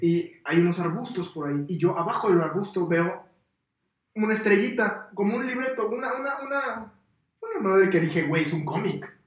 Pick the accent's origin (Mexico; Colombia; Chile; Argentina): Mexico; Morelos; Todos los que somos de Morelos